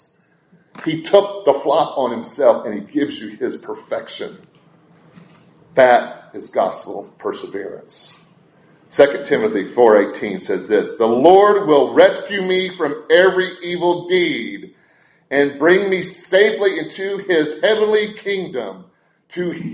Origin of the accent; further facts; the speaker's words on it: Brentwood, Tennessee, United States; growing up in Nashville, and specifically Brentwood, Tennessee, we had our little brick breakfast nook.